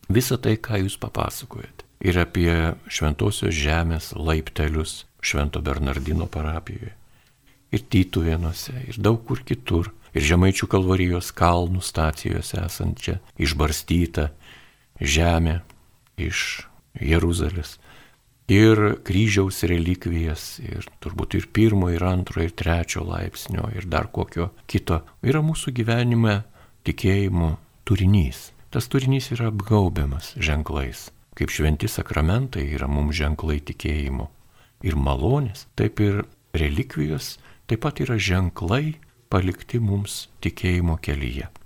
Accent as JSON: {"language": "Lithuanian", "country": "Lithuania", "said": "mes lietuviai gyvenantis šiaurėje Lietuvoje, gana toli nuo krikščionybės centrų"}